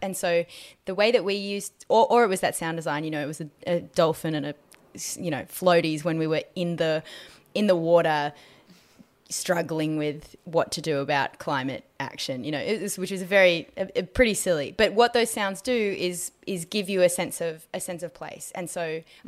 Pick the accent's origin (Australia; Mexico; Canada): Australia; growing up in Australia